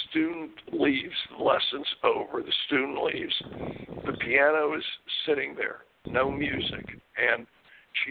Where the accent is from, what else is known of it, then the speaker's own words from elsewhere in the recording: Pittsburgh, Pennsylvania, United States; When I grew up in Pittsburgh, Pennsylvania, my brother played on a Little League baseball team